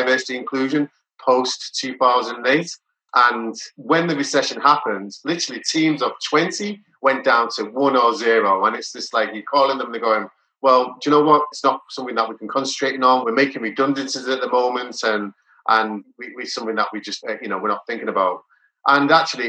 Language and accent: English; Leeds, Yorkshire and the Humber, United Kingdom; moved away as an adult; now in Liverpool, United Kingdom; I am from Liverpool, I'm from Leeds originally